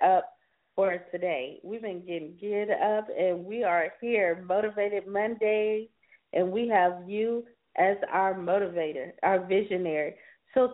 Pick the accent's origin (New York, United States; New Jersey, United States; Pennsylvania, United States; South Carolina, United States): South Carolina, United States; now in California, United States; I'm a Carolina girl, too. I'm originally from South Carolina